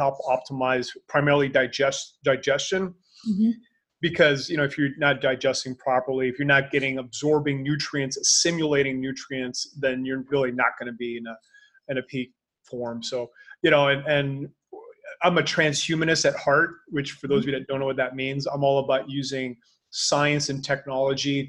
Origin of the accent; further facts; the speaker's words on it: Canada; now in Panama; I'm Canadian, so I know what winters are like